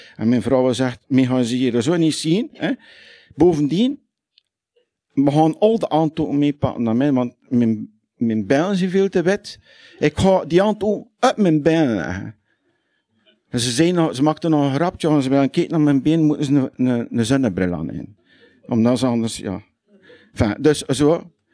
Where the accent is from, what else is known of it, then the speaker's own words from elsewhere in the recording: Lichtervelde, Flanders, Belgium; accent: West Flemish (Lichtervelde); now in Hoegaarden, Belgium; het is in het puur West-Vlaams, in het lichterveld. Ja? Want er zijn vele soorten West-Vlaams. En ik doe dat omdat ik in Brabant woon